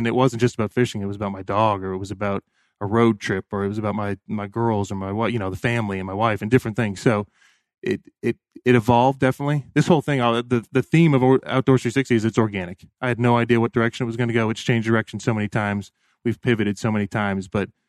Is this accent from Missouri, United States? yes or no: no; Bradenton, Florida, United States; also born or lived in Sarasota; I grew up in, born in Sarasota, Florida, grew up in Bradenton, Florida.